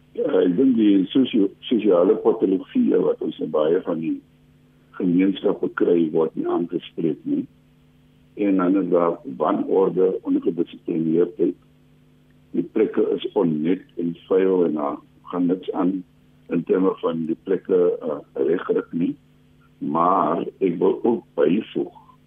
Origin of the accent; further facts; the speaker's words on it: South Africa; ons as Suid-Afrikaners